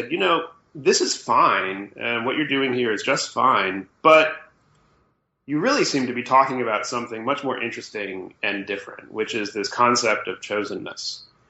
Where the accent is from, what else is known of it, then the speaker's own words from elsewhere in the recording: Illinois, United States; Well, I'm a Midwesterner being raised, I suppose. I grew up outside Chicago